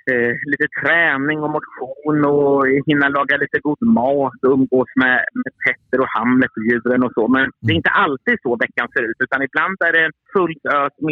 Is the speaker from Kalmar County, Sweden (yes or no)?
no; Örebro, Örebro County, Sweden; mm. och jag kommer från Örebro.